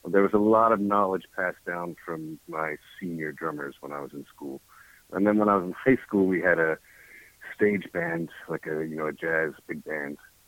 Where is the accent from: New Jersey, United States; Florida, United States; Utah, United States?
New Jersey, United States; Trenton; I grew up in the Trenton area, Princeton and Trenton.